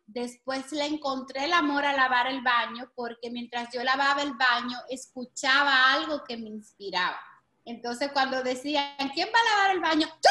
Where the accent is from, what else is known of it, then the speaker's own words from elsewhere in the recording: Santo Domingo, Distrito Nacional, Dominican Republic; moved away as an adult; now in Miami, United States; nací en una familia bien humilde en Santo Domingo